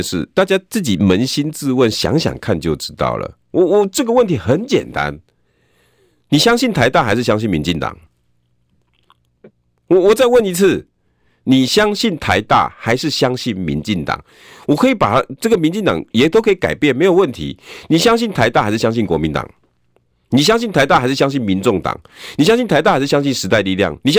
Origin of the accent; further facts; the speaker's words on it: Taiwan; 做学问爱实在，好好啊读册。这个都是我们闽南人，但常常挂在嘴巴的，很简单，很简单。